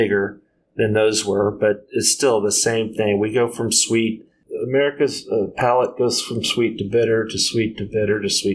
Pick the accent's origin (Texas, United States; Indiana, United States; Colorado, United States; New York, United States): Texas, United States; San Antonio; I'm from San Antonio.